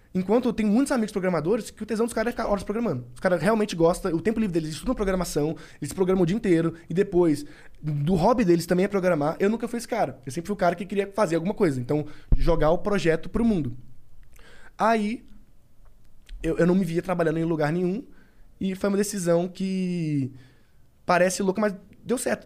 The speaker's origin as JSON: {"language": "Portuguese", "town": "Governador Valadares", "region": "Minas Gerais", "country": "Brazil", "moved": "yes", "said": "Eu morava em Minas ainda. Sou de Governador Valadares, que é a do interior de Minas"}